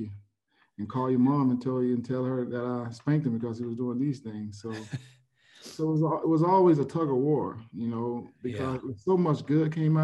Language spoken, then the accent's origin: English; Pompano Beach, Florida, United States; I grew up in Pompano Beach, Florida